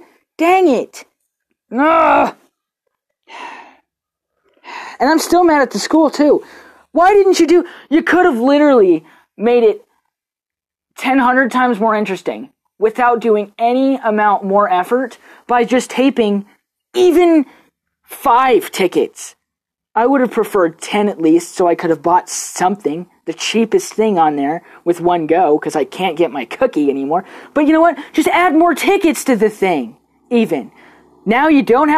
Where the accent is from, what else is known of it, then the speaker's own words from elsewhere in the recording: United States; me being American